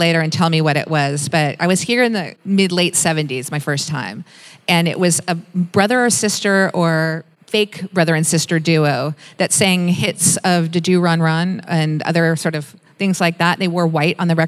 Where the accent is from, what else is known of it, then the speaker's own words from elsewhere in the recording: Washington, District of Columbia, United States; moved away; I come from Washington, D.C. It's the nation's capital